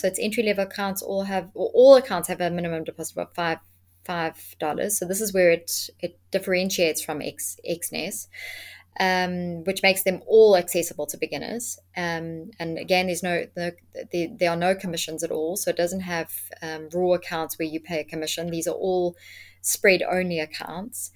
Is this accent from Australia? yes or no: no; South Africa; being a South African myself